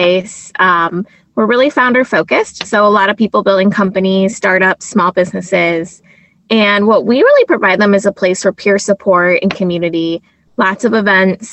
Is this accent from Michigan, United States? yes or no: yes; Detroit, Michigan, United States; I'm from Metro Detroit.